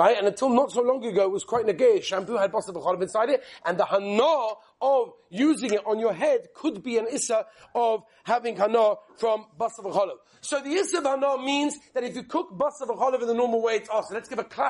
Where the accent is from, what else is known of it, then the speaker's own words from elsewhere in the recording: England, United Kingdom; I'm English